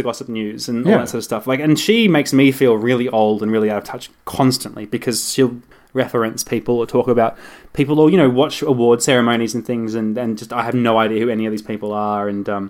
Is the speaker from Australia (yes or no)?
yes; Gold Coast, Queensland, Australia